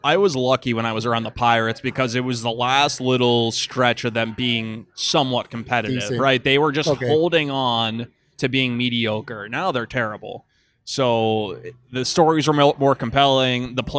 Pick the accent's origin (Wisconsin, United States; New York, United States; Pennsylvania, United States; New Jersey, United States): Pennsylvania, United States; Pittsburgh; now in Buffalo, United States; Yeah, or I came from Pittsburgh and that's the exact same.